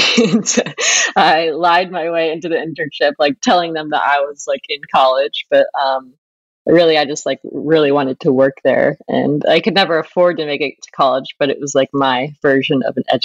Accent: Flint, Michigan, United States; I was born in Flint, Michigan to a very blue collar family in the auto industry.

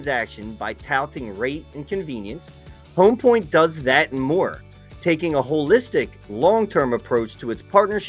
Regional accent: Philadelphia, Pennsylvania, United States; I'm from Philly

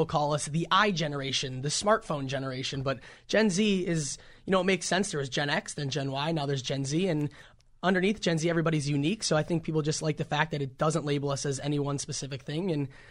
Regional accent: Minneapolis, Minnesota, United States; I'm 18 from Minneapolis, Minnesota.

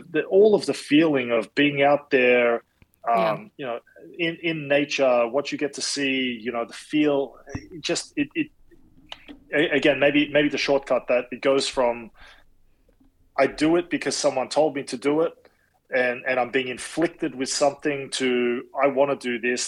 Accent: Australia; moved away as an adult; also born or lived in Madrid, Spain; now in Boston, United States; being Australian

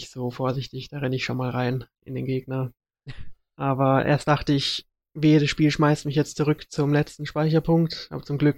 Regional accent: Munich, Bavaria, Germany; Ja, ich bin Münchner, also.

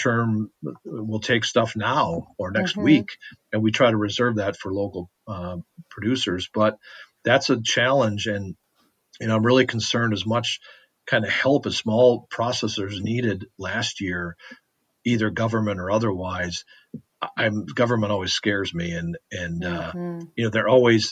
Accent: Westby, Wisconsin, United States; I'm from Westby

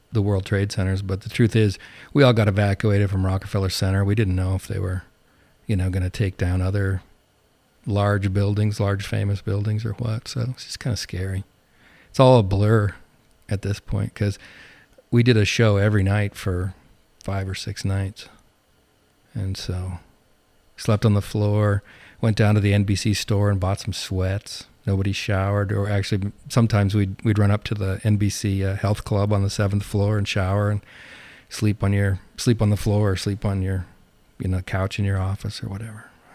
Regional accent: Montana, United States; moved away as an adult; also born or lived in New Jersey; now in Medford, Oregon, United States; I grew up in Montana

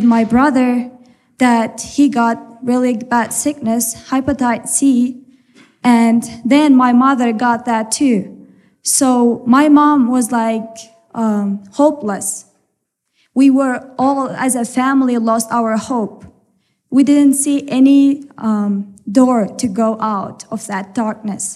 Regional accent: Turkmenistan; moved away as an adult; also born or lived in Ephraim, Utah; now in Utah, United States; And we are from Turkmenistan. This is in Central Asia

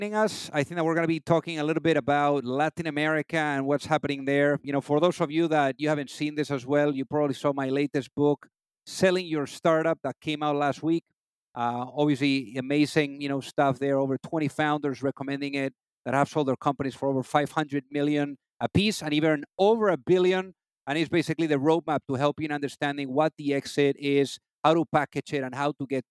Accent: Spain; in Spain, where I'm from

